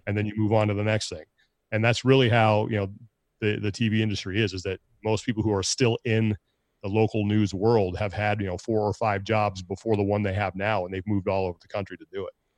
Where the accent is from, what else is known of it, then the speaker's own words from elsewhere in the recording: Sacramento, California, United States; moved away as an adult; also born or lived in Long Beach, California / Kalispell, Montana; now in San Jose, United States; growing up in Sacramento